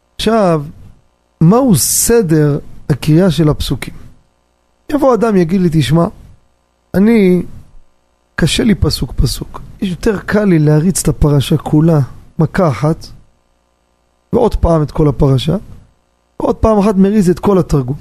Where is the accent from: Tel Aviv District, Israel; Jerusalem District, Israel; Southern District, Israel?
Jerusalem District, Israel; Jerusalem; גדלתי בירושלים, שכונת הקטמונים